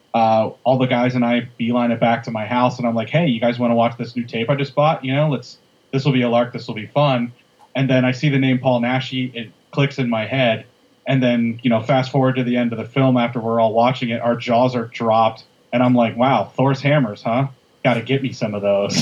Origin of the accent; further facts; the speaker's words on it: Midwest, United States; us being two Midwesterner white guys